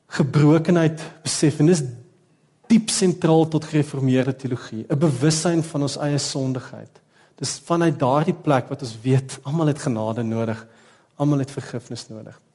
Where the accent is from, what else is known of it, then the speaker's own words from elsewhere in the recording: South Africa; Ons kan nie anders as om Suid-Afrikaners te wees